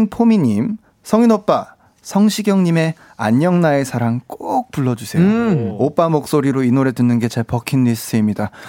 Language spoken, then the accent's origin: Korean; Changwon, South Gyeongsang, South Korea; accent: Gyeongsang; also born or lived in Busan; 저는 원래 부산에서 태어나고 부산에서 자란 건 이제 창원에서 자. 아, 창원에서 네. 자랐고.